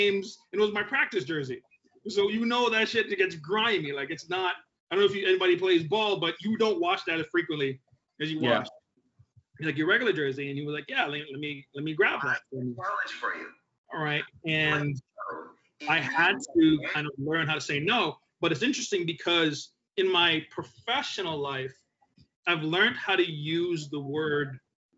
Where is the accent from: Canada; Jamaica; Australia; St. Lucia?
Jamaica; moved away; I'm Jamaican. I was born in Jamaica.